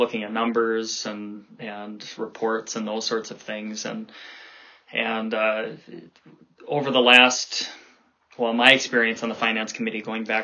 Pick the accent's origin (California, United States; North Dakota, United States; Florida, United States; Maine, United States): North Dakota, United States; Grand Forks; I grew up in Grand Forks, North Dakota